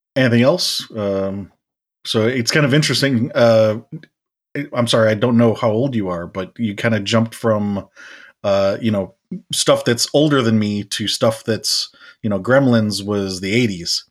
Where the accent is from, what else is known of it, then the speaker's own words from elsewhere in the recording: United States; us being American